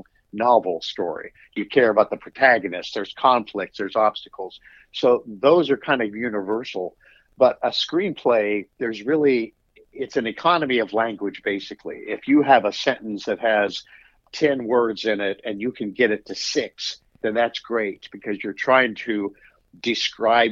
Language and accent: English; Nebraska, United States; moved away as an adult; now in Charlottesville, United States; I'm originally from Nebraska